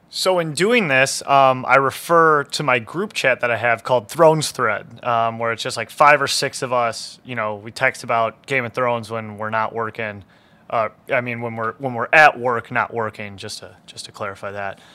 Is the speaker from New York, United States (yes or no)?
no; Detroit, Michigan, United States; I was born and raised in Detroit proper, East English Village to be exact